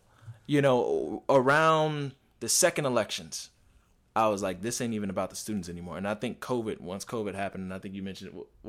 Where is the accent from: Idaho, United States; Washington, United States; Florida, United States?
Florida, United States; Miami; From Miami, actually.